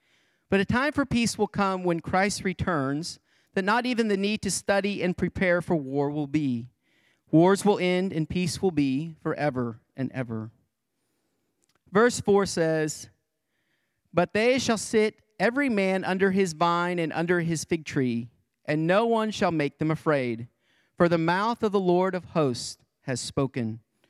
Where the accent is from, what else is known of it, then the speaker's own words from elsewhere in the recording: Greenfield, Illinois, United States; Back in my hometown of Greenfield, Illinois, there is a Vietnam War veteran.